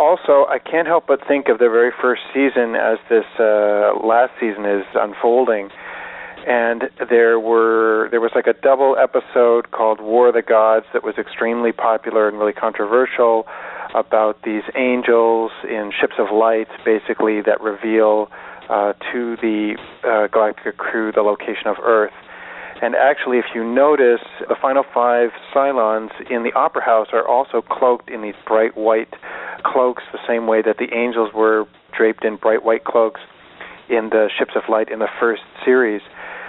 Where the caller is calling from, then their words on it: Salt Spring Island, British Columbia, Canada; I'm calling from Salt Spring Island in British Columbia.